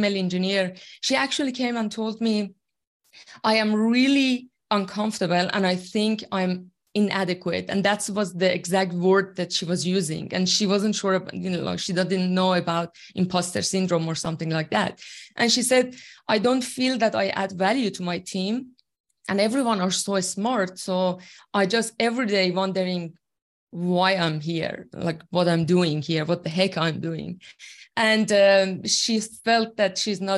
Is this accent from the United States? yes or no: no; Iran; first language Persian; English is a second language; moved away as an adult; now in Australia; I'm originally from Iran, and I've been in Australia for 8 years now. And my second language, obviously, is English. My first language is Farsi